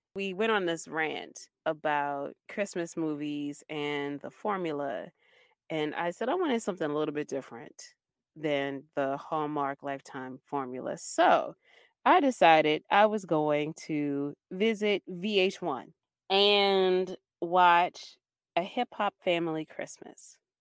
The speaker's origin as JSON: {"language": "English", "town": "Baltimore", "region": "Maryland", "country": "United States", "said": "I'm from Baltimore City. I live in the part of Baltimore City where there is crime"}